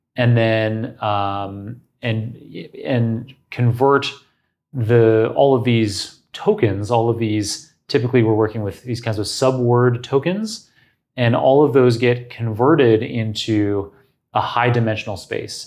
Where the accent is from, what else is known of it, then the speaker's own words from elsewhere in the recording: Toronto, Ontario, Canada; the University of Toronto, my hometown